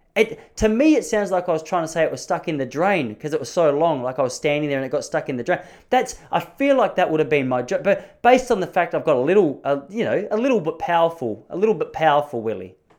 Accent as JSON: {"language": "English", "country": "Australia", "tie": "born or raised there", "also_born_or_lived": "Dandenong", "said": "I'm born and raised in Australia"}